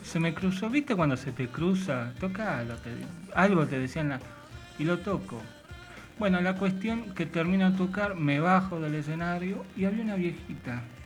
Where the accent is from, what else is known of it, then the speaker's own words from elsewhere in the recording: Temperley, Buenos Aires Province, Argentina; Yo soy de acá del Temperley.